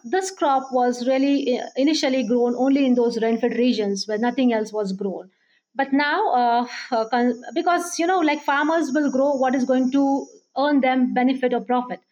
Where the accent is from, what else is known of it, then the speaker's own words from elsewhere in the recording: Baramati, Maharashtra, India; moved away as an adult; also born or lived in Pune / Rahuri; now in Hyderabad, India; I'm basically uh, from a small town, Baramati. Uh, it's in Pune district of Maharashtra state of India